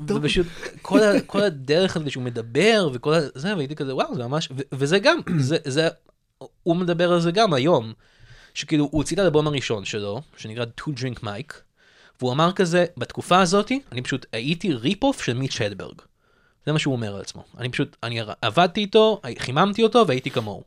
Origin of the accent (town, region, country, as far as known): Tel Aviv, Tel Aviv District, Israel; born or raised there